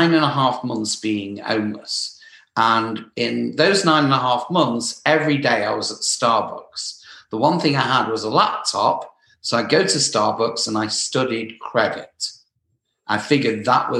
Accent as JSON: {"language": "English", "region": "England", "country": "United Kingdom", "also_born_or_lived": "Southern California", "moved": "as an adult", "lives_now": "Los Angeles, United States", "said": "I'm from England"}